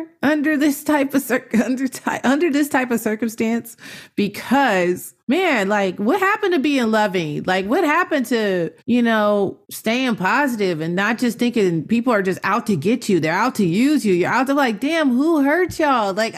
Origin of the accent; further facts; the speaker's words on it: Inglewood, California, United States; we're from Inglewood